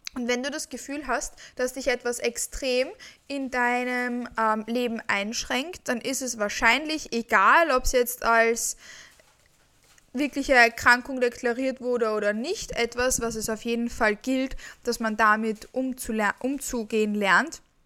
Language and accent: German; Vienna, Austria; Ich komme aus Wien und ich lebe auch in Wien